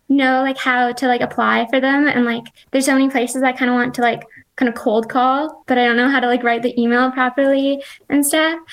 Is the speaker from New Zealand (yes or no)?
no; Canada; also born or lived in British Columbia; I'm from Canada. I was living in BC for quite a while, and I just recently moved to like the Canadian Rockies this fall.